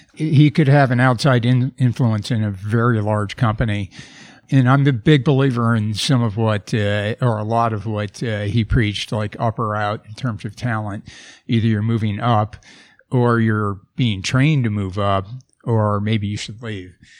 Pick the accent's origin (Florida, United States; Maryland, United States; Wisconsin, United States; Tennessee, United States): Wisconsin, United States; moved away; I grew up in Wisconsin